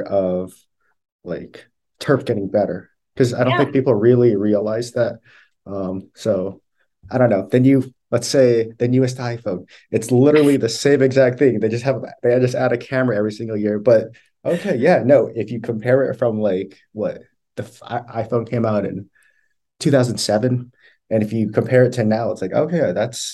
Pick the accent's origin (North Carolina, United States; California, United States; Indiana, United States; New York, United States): California, United States; Northern; I'm from Northern California